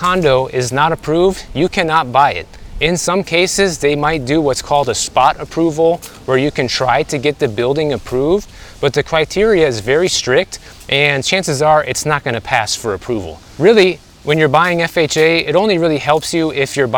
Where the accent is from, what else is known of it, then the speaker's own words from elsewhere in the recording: Midwest, United States; now in Miami, United States; I'm from the Midwest